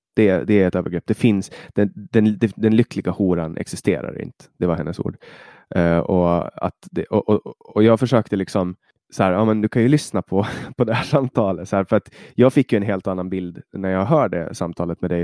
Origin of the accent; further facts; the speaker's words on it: Finland; now in Sweden; i Finland, där jag kommer ifrån